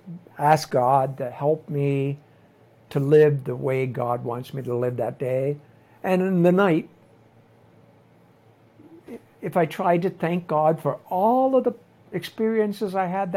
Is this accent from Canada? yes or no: yes; Nova Scotia, Canada; moved away as an adult; now in Tlapa, Mexico; my mother was a traditional mother when I grew up in Nova Scotia